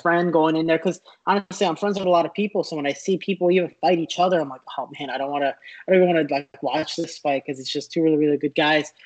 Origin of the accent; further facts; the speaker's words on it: United States; I'm an American